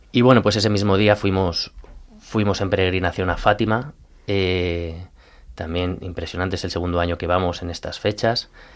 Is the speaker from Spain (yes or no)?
yes; Colmenar Viejo, Community of Madrid, Spain; yo soy de Colmenar Viejo